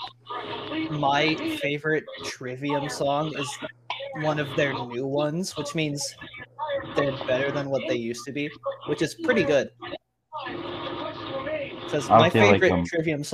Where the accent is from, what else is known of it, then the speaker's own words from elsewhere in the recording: Texas, United States; also born or lived in California; I was born in California, but I was too young to remember anything in California before I moved to Texas